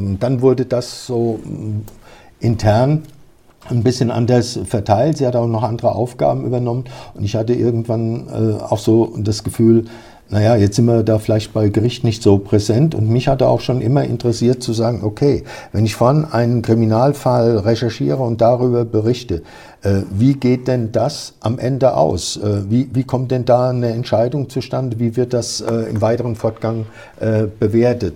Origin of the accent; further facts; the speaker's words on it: near Kaiserslautern, Rhineland-Palatinate, Germany; moved away; Ich stamme aus der Pfalz, aus der Nähe von Kaiserslautern